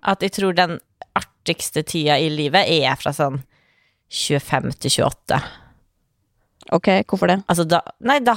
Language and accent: Norwegian; Norway; born there; Vi er født i Norge. Altså, ingenting galt kan skje med oss. Det er verdens tryggeste